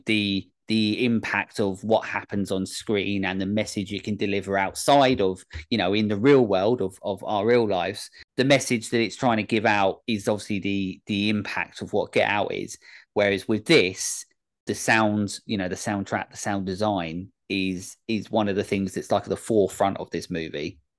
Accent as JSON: {"language": "English", "region": "England", "country": "United Kingdom", "said": "this common, um, as muck English boy"}